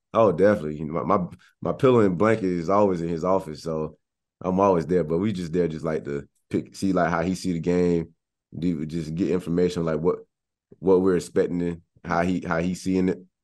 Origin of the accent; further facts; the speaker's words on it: Cocoa Beach, Florida, United States; born and raised in Florida, Cocoa Beach, Florida